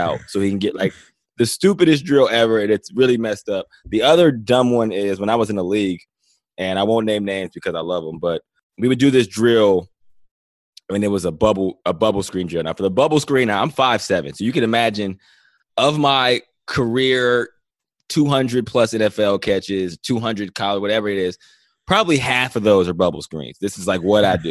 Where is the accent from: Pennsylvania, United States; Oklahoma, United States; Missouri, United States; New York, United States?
Pennsylvania, United States; Johnstown; also born or lived in Cleveland; now in Los Angeles, United States; I'm a small town guy. I'm from Johnstown, Pennsylvania.